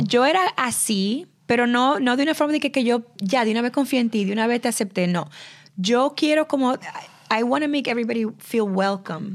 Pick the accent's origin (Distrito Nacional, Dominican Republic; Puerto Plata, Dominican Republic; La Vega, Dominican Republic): Distrito Nacional, Dominican Republic; Santo Domingo; moved away; con las que yo crecí en Santo Domingo